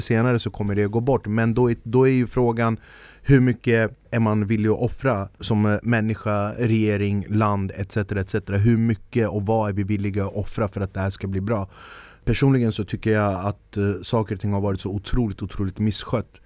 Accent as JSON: {"language": "Swedish", "town": "Stockholm", "region": "Stockholm County", "country": "Sweden", "tie": "born or raised there", "said": "jag är född och uppvuxen i Stockholm"}